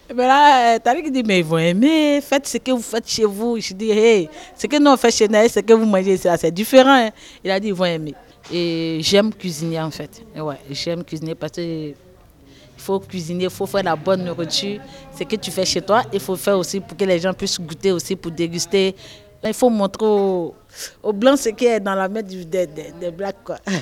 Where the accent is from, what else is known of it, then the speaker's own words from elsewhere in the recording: Côte d’Ivoire; moved away as an adult; now in France; je viens de la Côte d'Ivoire